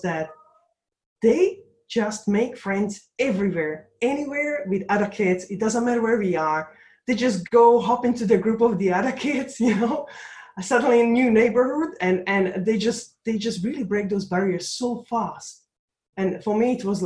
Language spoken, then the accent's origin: English; Slovakia; now in London, United Kingdom; I was born in Czechoslovakia at that time, it was one country holding two different nations, but my country now is Slovakia, so Slovak Republic